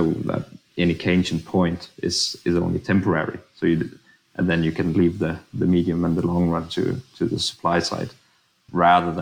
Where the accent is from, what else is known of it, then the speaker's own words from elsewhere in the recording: Denmark; we're so used to the orthodox way of thinking about public finance in Denmark